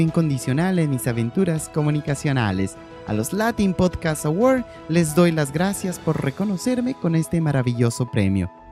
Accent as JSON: {"language": "Spanish", "country": "Bolivia"}